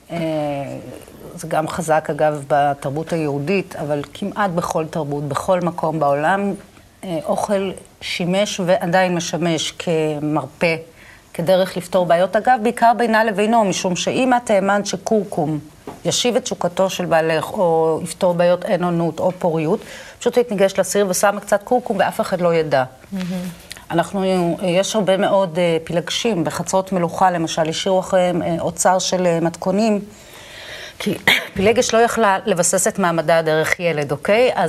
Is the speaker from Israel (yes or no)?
yes; Israel; אני גדלתי בקיבוץ.